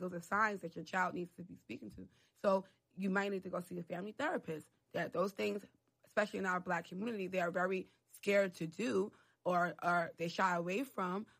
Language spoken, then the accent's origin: English; New York City, New York, United States; also born or lived in Harlem; I grew up in the Bronx